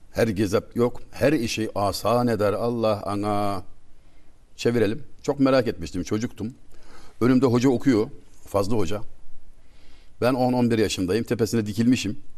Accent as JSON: {"language": "Turkish", "country": "Turkey", "said": "Biz asil Türkler"}